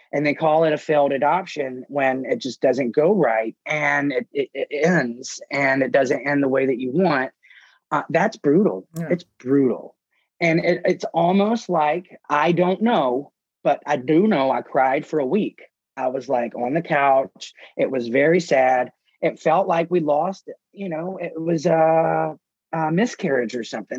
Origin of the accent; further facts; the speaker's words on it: Mississippi, United States; now in New Orleans, United States; when I was from Mississippi